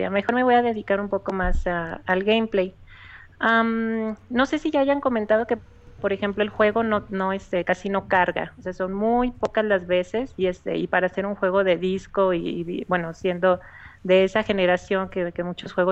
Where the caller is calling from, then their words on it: León, Guanajuato, Mexico; De León, Guanajuato.